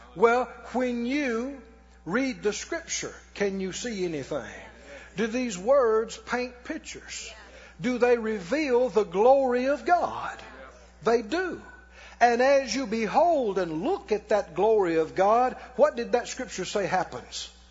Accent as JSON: {"language": "English", "region": "Mississippi", "country": "United States", "said": "And I'm from Mississippi. And I grew up poor."}